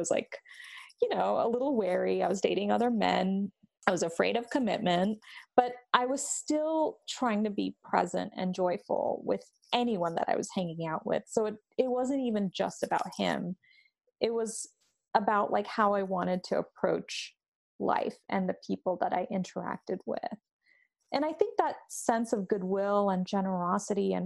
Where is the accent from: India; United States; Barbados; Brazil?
India; we're both Indian